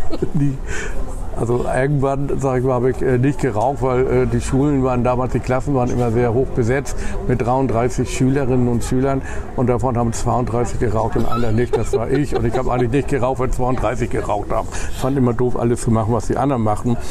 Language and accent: German; Hamburg, Germany; moved away as an adult; now in Bremen, Germany; ich bin in Hamburg geboren